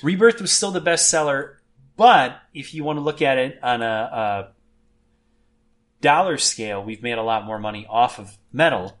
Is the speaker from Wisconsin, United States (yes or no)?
yes; Merton, Wisconsin, United States; I grew up in Merton